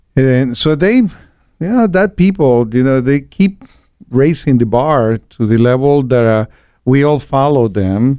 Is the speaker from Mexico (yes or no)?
yes; Guadalajara, Jalisco, Mexico; moved away as an adult; also born or lived in Cancun; I was born and raised in Guadalajara